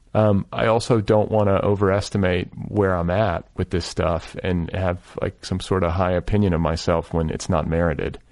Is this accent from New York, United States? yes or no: no; Milwaukee, Wisconsin, United States; I grew up in Milwaukee